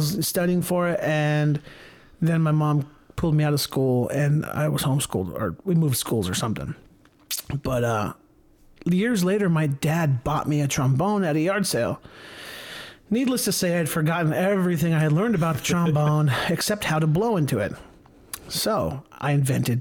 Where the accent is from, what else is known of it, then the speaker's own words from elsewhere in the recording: Stockton, California, United States; I grew up in Stockton, and this is California